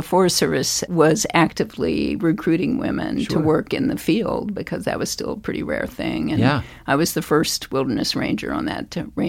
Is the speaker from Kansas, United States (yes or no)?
yes; Douglass, Kansas, United States; moved away as an adult; now in Montana, United States; I'm a Flatlander. I grew up in Douglas, Kansas, okay. Two S's, a small town in south central Kansas.